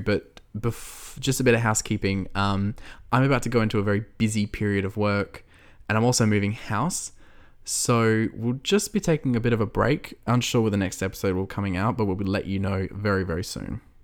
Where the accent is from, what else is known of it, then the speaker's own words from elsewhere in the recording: Australia; we're Australian, right? We don't get taught American history at school.